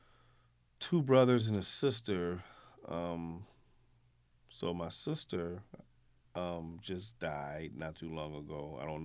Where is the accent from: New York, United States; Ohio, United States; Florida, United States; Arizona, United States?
New York, United States; Buffalo; moved away as an adult; also born or lived in Orlando; growing up in Buffalo